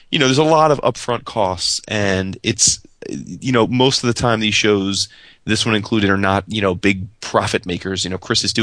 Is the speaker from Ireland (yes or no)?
yes; Ireland; As an Irishman, I love me some Irish pub.